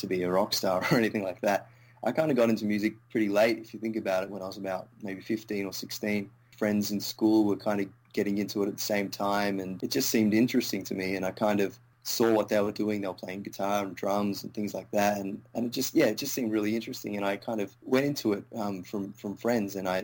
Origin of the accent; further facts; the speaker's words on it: Melbourne, Victoria, Australia; also born or lived in India; Moved to Australia